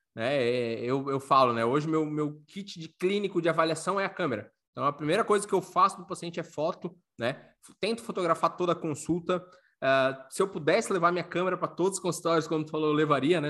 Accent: Florianópolis, Santa Catarina, Brazil; moved away as an adult; also born or lived in Paraná; now in Pomerode, Brazil; eu sou natural de Florianópolis, que é a capital do estado.

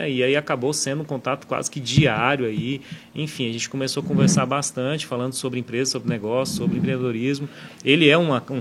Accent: Goiânia, Goiás, Brazil; Sou daqui de Goiânia e fui passar sete anos lá.

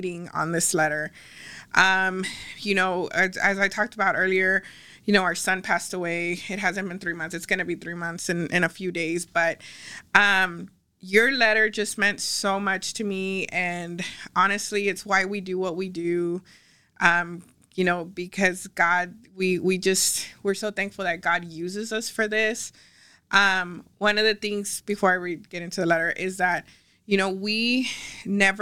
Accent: Ciudad Acuña, Coahuila, Mexico; moved away; also born or lived in Del Rio, Texas, United States; I'm from Del Rio, and not only am I from Del Rio, I was raised in Acuña

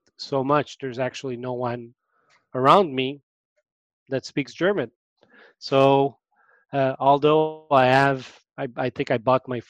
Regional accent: Montreal, Quebec, Canada; born or raised there

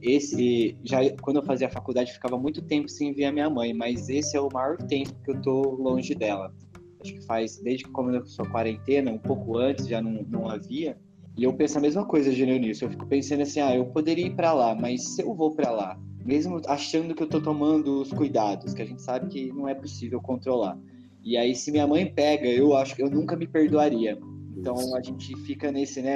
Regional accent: Taubaté, São Paulo, Brazil; moved away as an adult; now in São Paulo, Brazil; minha família é de Taubaté, eu sou de Taubaté e, e, trabalho e moro em São Paulo há muitos anos

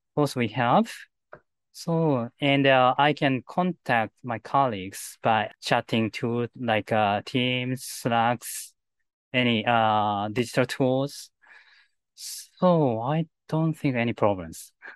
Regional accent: Japan; first language Japanese; English is a second language; my native language, Japanese.

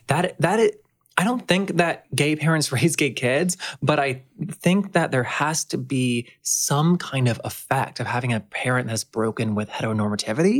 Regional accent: the South, United States; I grew up in the South

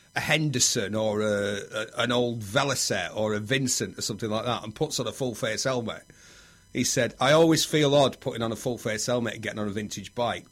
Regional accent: Bury, North West England, United Kingdom; I'm from Bury, yeah. Lancashire

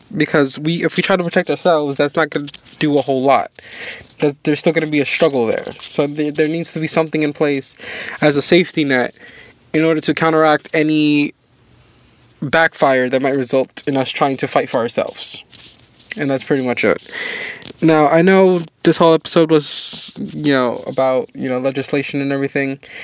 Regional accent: New York, United States; my home state of New York

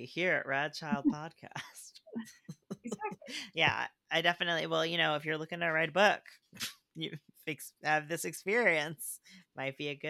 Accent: Ireland; But people got a little up in arms, like, I'm from Ireland and there are a lot of, like, up until recently it wasn't very diverse.

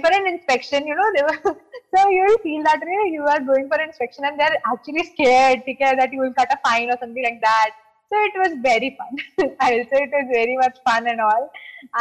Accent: Delhi, India; I was in Delhi because I am from Delhi

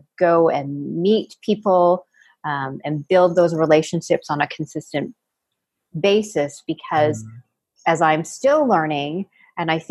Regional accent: Canada; moved away as an adult; now in San Diego, United States; I am actually Canadian

